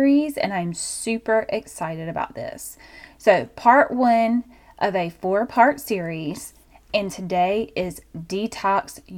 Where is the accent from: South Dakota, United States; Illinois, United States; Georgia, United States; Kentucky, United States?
Georgia, United States; I'm from Georgia